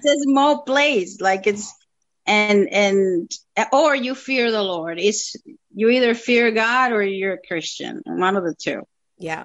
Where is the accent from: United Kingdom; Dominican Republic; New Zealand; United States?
Dominican Republic; moved away as an adult; now in Toronto, Canada; I'm originally from the Dominican Republic and I've been in Canada for 10 years now almost.